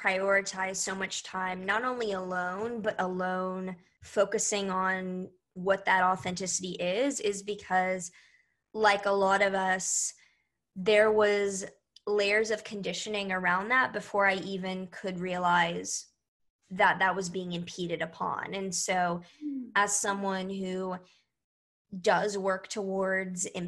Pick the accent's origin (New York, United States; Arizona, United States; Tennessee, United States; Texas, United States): Texas, United States; Houston; I was born in Houston, Texas